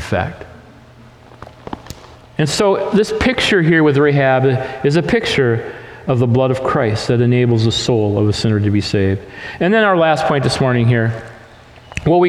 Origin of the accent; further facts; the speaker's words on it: the Northwest, Pacific Northwest, United States; We're from the Northwest here